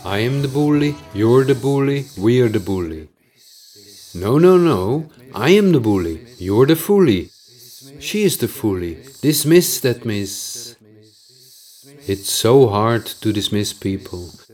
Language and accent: English; Netherlands; accent: Dutch; English is a second language; my Dutch accent